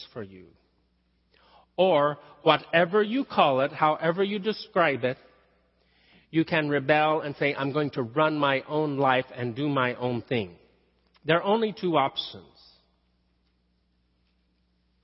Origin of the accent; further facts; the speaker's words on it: the South, United States; accent: southern; moved away; I slipped into my southern talk. It is my first language.